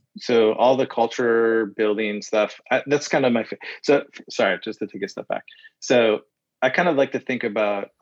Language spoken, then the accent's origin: English; Midwest, United States; so I grew up in the Midwest